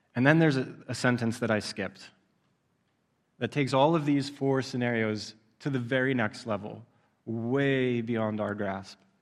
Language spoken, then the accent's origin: English; Southeast Pennsylvania, United States; I grew up in Southeast Pennsylvania